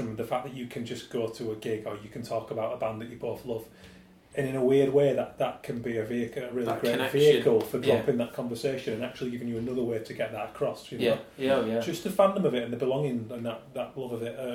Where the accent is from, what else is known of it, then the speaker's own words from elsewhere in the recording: Leeds, Yorkshire and the Humber, United Kingdom; moved away; I'm from Leeds